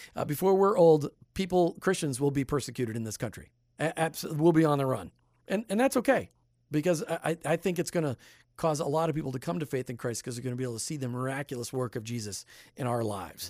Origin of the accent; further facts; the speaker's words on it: Midwest, United States; now in Tampa Bay, United States; you and I grew up in the Midwest